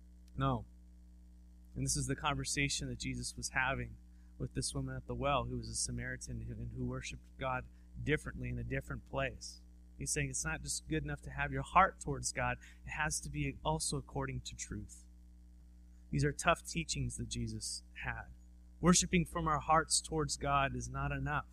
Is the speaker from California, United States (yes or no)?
yes; Southern California, United States; now in Walla Walla, United States; I'm from Southern California